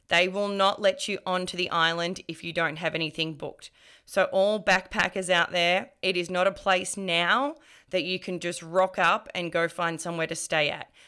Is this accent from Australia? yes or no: yes; Melbourne, Victoria, Australia; I'm from Melbourne